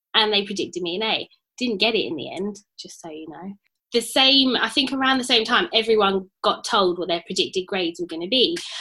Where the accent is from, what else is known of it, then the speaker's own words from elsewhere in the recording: London, United Kingdom; so obviously I grew up in Tottenham and I was still living in Tottenham when the riots happened in 2011.